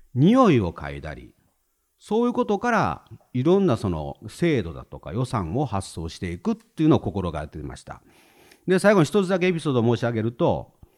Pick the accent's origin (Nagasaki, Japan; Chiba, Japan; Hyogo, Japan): Hyogo, Japan; Himeji; 兵庫県の姫路市っていうところ出身なんですね